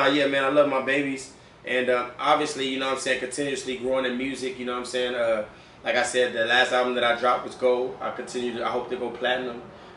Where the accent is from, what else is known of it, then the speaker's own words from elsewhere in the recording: the South, United States; but I'm also from the South, very much from the South